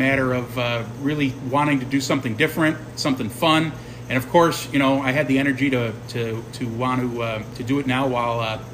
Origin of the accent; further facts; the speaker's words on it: Chicago, Illinois, United States; now in Lockport, United States; I'm originally from the South Side. I grew up near Midway Airport.